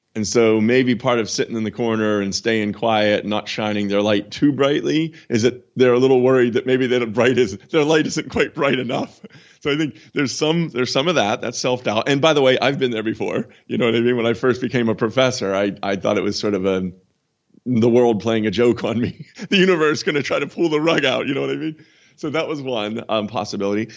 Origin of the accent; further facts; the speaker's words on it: United States; now in London, United Kingdom; I'm an American.